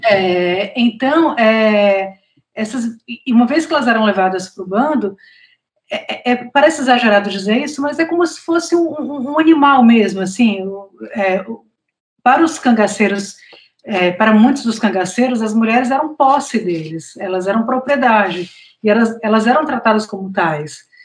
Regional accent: Fortaleza, Ceará, Brazil; also born or lived in São Paulo / Mossoró; eu nasci em São Paulo, mas eu sou nordestina, né? Porque é, os meus pais são de Mossoró, no Rio Grande do Norte, é, a minha família é toda nordestina e eu cresci em Fortaleza.

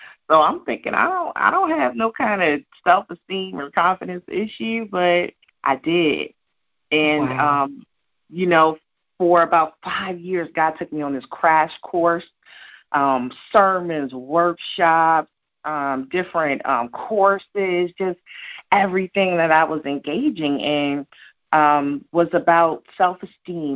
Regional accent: Colorado Springs, Colorado, United States; also born or lived in New Jersey; I'm a girl from Jersey. But I grew up in Colorado Springs, too, so I rep Colorado, too

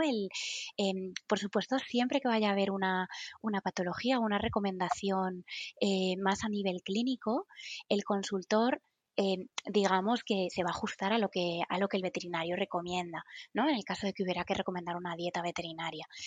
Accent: Madrid, Community of Madrid, Spain; en Madrid, de donde soy

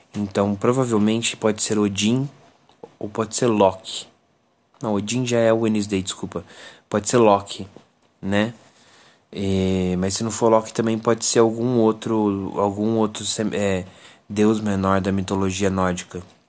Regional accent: Brazil

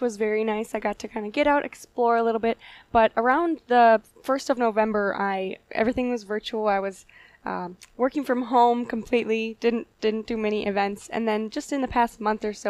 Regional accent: Chippewa Falls, Wisconsin, United States; I am right here in Chippewa Falls, grew up on a dairy farm just north of town

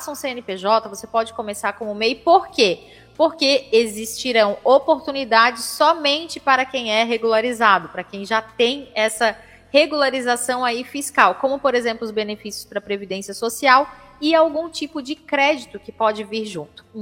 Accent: São Paulo, Brazil; Eu não, eu sou de São Paulo

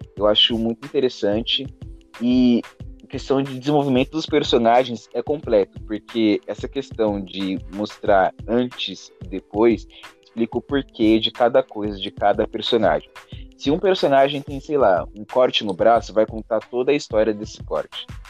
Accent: Praia Grande, São Paulo, Brazil; eu também sou da Praia Grande

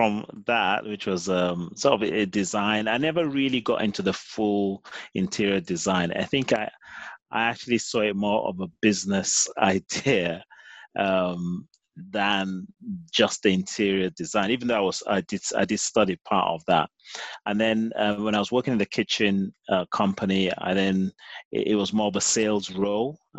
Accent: Nigeria; moved away as an adult; now in London, United Kingdom; I'm Nigerian

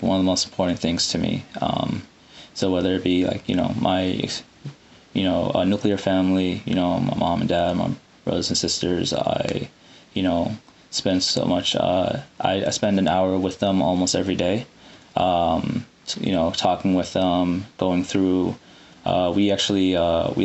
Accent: Iowa City, Iowa, United States; moved away as an adult; also born or lived in Saudi Arabia / Sudan / Chicago; now in Massachusetts, United States; I'm a Sudani from Iowa City, and we have a large Sudani community there, unbeknownst to a lot of people, most people. And, you know, I've growing up in that community

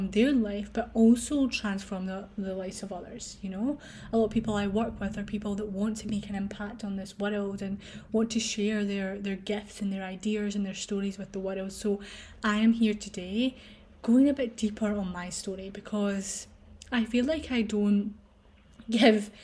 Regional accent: Scotland, United Kingdom; I was born in a hospital in my hometown, and then I was rushed in the ambulance to a hospital in Glasgow

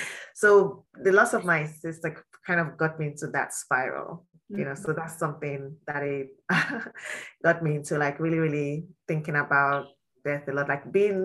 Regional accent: Nigeria; I'm from Nigeria and I'm Yoruba

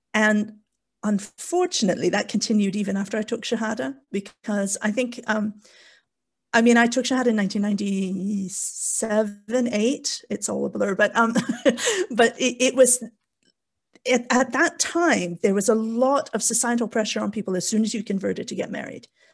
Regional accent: Canada; moved away as an adult; also born or lived in South Wales, United Kingdom; now in Wales, United Kingdom; as you can probably tell from my bizarre accent, I'm born and raised in Canada, but I've been in the U K for, oh gosh, the last twenty-three, twenty-four years

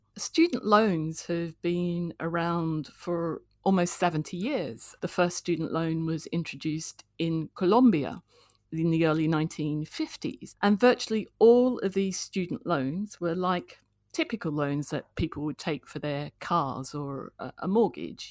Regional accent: Canberra, Australian Capital Territory, Australia; moved away as an adult; also born or lived in Sydney / London; now in United Kingdom; I was born in Sydney and, uh, grew up in Canberra

